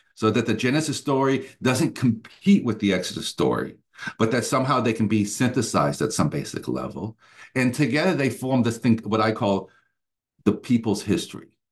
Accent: United States; moved away as an adult; also born or lived in Germany; now in Atlanta, United States; I, uh, am an American, but headed off to Germany, um, right after college

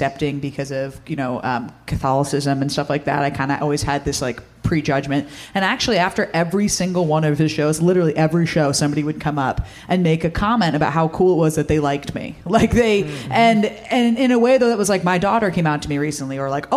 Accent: Cape Cod, Massachusetts, United States; I'm actually from the Cape Cod area

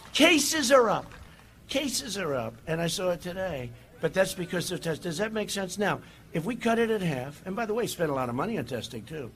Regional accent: New York City, New York, United States; my hometown paper, right? The New York Post

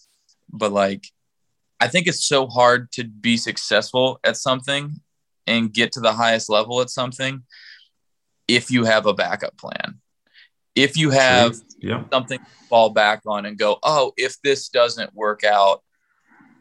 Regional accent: Kansas City, United States; also born or lived in St. Louis, Missouri; I was born in St. Louis, and like I moved to Kansas City whenever we were in first grade

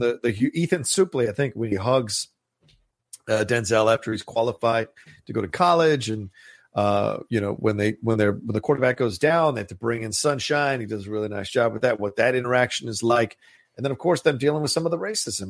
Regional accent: Virginia, United States; I grew up in Virginia

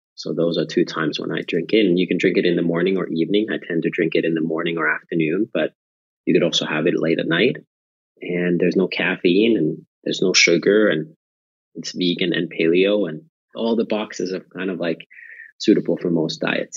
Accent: near Nokia, Pirkanmaa, Finland; moved away; I was born and raised in Finland near the town of Nokia, famous for the mobile phones.

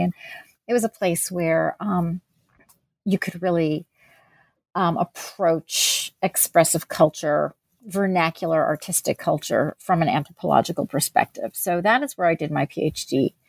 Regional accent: New Jersey, United States; also born or lived in Pennsylvania; So I was born in New Jersey and grew up there and in Pennsylvania.

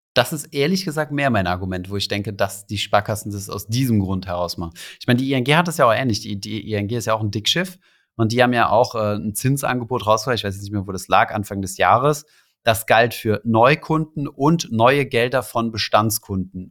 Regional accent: Saarland, Germany; moved away; also born or lived in Berlin / Paris

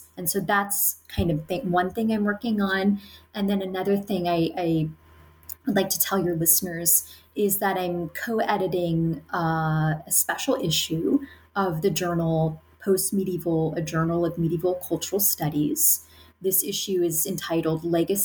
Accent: United States; I'm an American. I'm talking to you from the United States

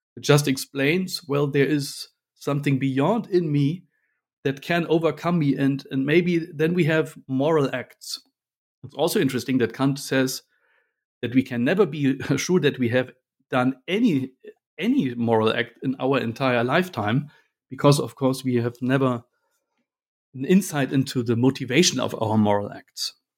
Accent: Berlin, Germany; moved away as an adult; now in Munich, Germany; I grew up in Berlin

